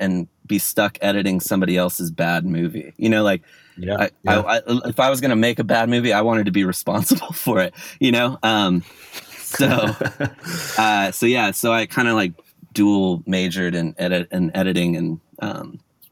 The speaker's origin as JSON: {"language": "English", "area": "Orange County", "region": "California", "country": "United States", "tie": "born or raised there", "said": "I'm from Orange County, which is like an hour south"}